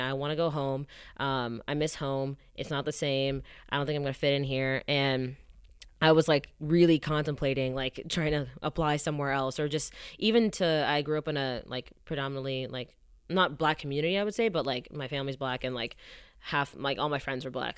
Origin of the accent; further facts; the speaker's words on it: Atlanta, Georgia, United States; moved away as an adult; also born or lived in Ann Arbor, Michigan / New York / Los Angeles; I'm from Atlanta